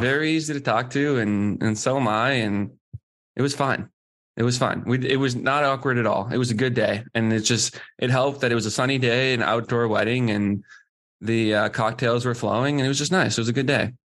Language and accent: English; Boston, Massachusetts, United States; my hometown team